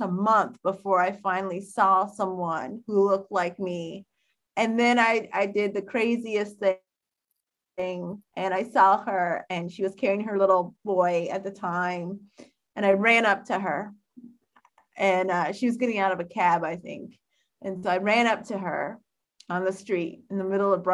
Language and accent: English; United States; I was from the United States studying abroad